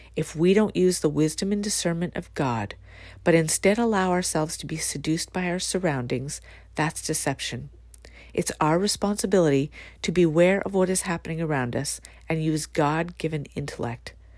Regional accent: Canada; my own country

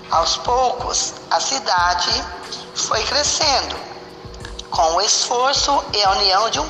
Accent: Goioerê, Paraná, Brazil; moved away as an adult; now in Mato Grosso, Brazil; Vim do estado do Paraná, cidade de Goiorê, para o estado de Mato Grosso, no ano de 2004.

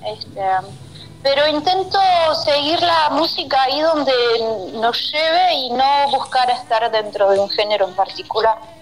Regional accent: Uruguay; accent: rioplatense; moved away; also born or lived in Switzerland; agarré el acento rioplatense porque tuve la suerte de vivir 5 o 6 años en Uruguay cuando era

